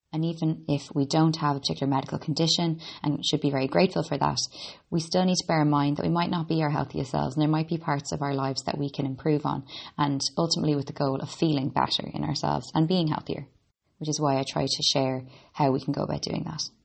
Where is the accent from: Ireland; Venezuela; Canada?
Ireland; also born or lived in Boston, United States; I'm an Irish girl. I was born in Boston and grew up in Ireland.